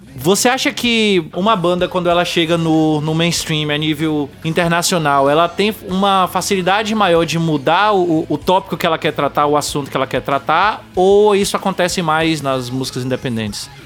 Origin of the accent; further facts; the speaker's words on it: Bahia, Brazil; eu sou baiano também